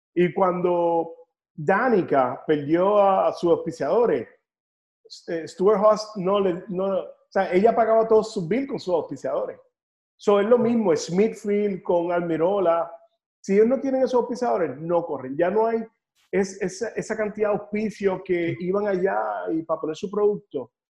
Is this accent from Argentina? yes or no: no; Puerto Rico; moved away; also born or lived in North Carolina / Nashville; yo eh, no, puertorriqueño